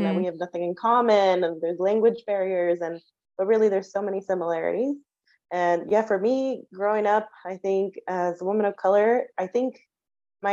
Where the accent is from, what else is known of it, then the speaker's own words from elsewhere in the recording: United States; moved away as an adult; I grew up in the US and my parents are from Mexico.